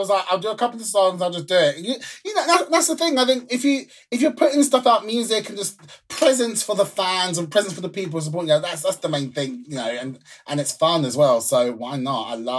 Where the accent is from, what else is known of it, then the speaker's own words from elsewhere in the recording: London, United Kingdom; I'm from London. That's what we call cigarettes, fags.